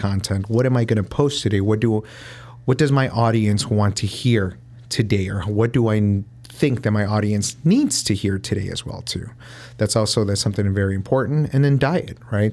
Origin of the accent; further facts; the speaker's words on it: Chicago, Illinois, United States; I grew up in the North Side